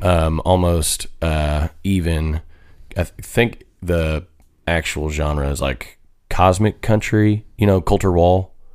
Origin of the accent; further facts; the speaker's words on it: Lakin, Kansas, United States; moved away; I'm from a town called Lakin